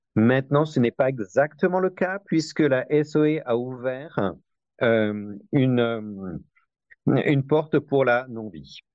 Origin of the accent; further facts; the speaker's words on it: Besançon, Bourgogne-Franche-Comté, France; moved away as an adult; also born or lived in Paris, France; now in United States; j'ai grandi à Besançon